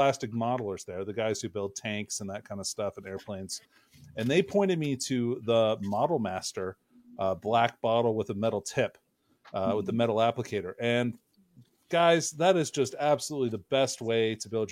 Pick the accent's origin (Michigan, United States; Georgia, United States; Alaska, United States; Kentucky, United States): Alaska, United States; growing up in Alaska